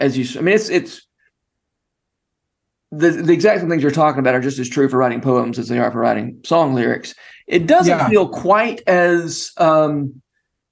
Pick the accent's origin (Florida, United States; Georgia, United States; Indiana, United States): Georgia, United States; moved away as an adult; now in Tennessee, United States; somebody who grew up in Georgia and spent his adult life in Tennessee. That's just kind of my accent